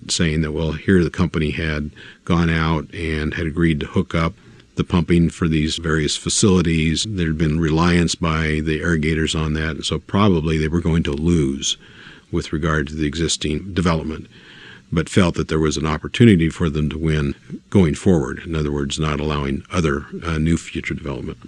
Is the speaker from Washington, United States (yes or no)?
no; Wendell, Idaho, United States; I grew up in Wendell, a town just immediately east of the Thousand Springs area